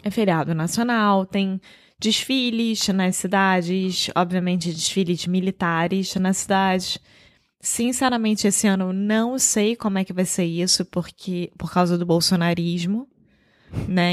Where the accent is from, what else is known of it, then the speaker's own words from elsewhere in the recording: Rio de Janeiro, Brazil; moved away as an adult; now in Portugal; Eu sou brasileira, carioca do Rio de Janeiro